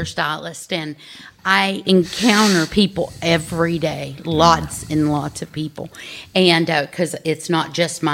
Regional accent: Texas, United States; I was actually born and raised. I've been in Texas all my life.

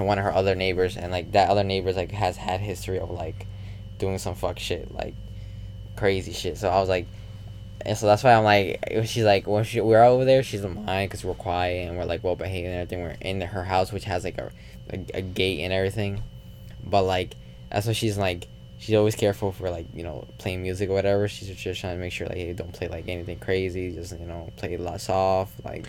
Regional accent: Puerto Rico; born there; luckily I didn't grow up in the Caribbean, like Puerto Rico. I'm born there, but I didn't grow up there.

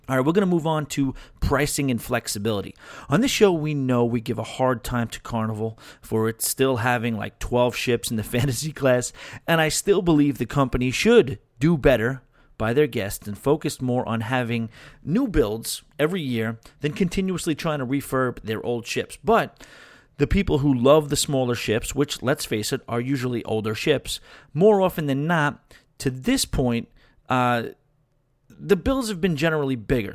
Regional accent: New York, United States; being a New Yorker, being a city guy

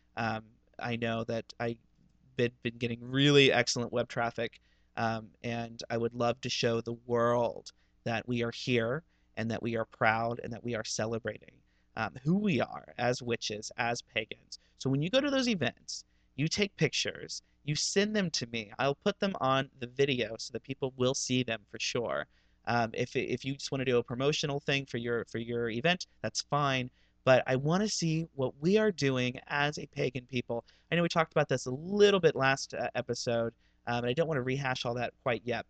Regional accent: Ohio, United States; moved away; growing up in Ohio

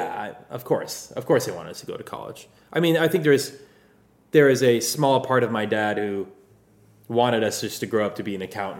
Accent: Pasadena, California, United States; My whole life, born and raised here. I grew up in Pasadena.

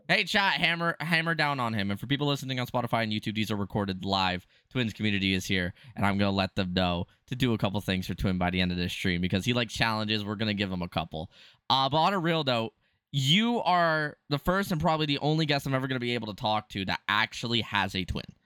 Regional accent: Canada; I'm Canadian

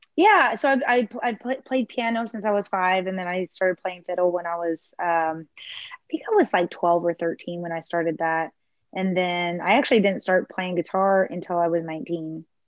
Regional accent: Houston, Texas, United States; also born or lived in Clear Lake, Texas / Atascocita, Texas; now in Galveston County, United States; I was born in Clear Lake. And when I was one, we moved to Houston. And then I moved to Atascocita with my parents and my sister when I was about 12 or so

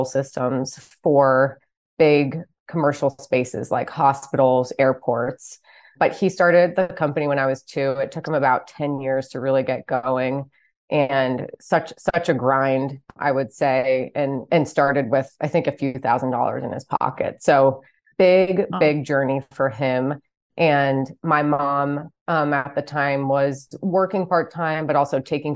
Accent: New Jersey, United States; moved away as an adult; I grew up about 50 minutes west of New York City in a suburb of New Jersey

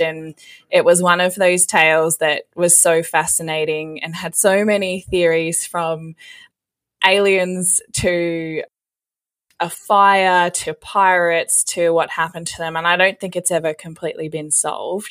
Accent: Western Australia, Australia; I actually got a job back in my hometown in Western Australia at the museum there

